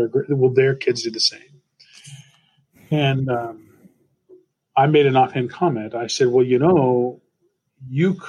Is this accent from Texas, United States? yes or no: yes; Amarillo, Texas, United States; moved away as an adult; also born or lived in Chicago / College Station, Texas; now in Oklahoma City, United States; I grew up in Amarillo, Texas, in a household with my father, who was a Mexican-American immigrant, and my mom, who was from Tulsa, Oklahoma